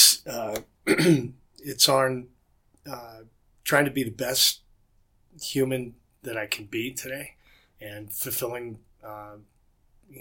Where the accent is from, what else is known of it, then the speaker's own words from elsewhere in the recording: Northeast, United States; moved away as an adult; now in Rocky Mountains, United States; I'm born and raised in the Northeast